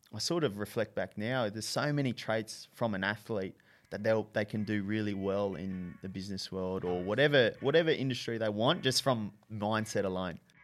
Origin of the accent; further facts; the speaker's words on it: Brisbane, Queensland, Australia; from Brisbane originally.